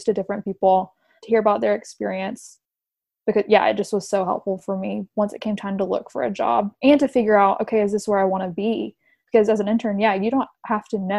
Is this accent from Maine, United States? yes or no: no; Tennessee, United States; moved away as an adult; also born or lived in Texas; now in Washington, D.C., United States; I'm from Tennessee